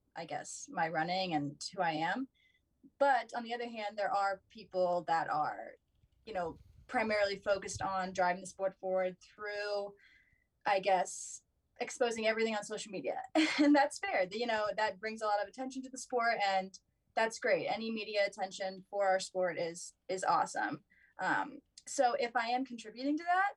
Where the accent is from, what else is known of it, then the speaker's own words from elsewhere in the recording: Virginia, United States; moved away as an adult; now in Colorado, United States; I'm from Virginia